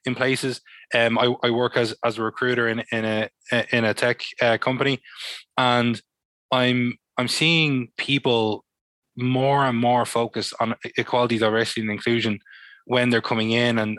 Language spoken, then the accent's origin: English; Dublin, Leinster, Ireland; I grew up in Talla to a Senegalese father and an Irish mother